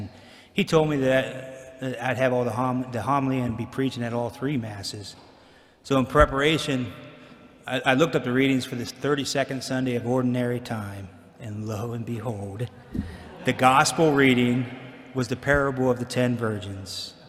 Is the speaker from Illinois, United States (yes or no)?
no; Alliance, Ohio, United States; So I was born in Alliance, Ohio, and lived in a small farm community.